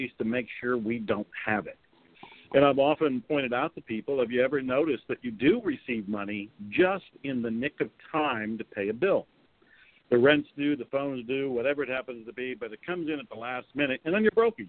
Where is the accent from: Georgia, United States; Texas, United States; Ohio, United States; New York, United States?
Ohio, United States; I was raised in Ohio here in America